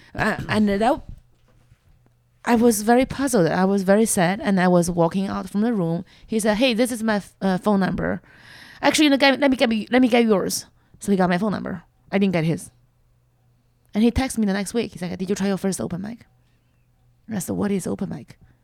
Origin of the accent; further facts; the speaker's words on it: China; accent: Chinese; English is a second language; moved away as an adult; now in United States; I was growing up in China.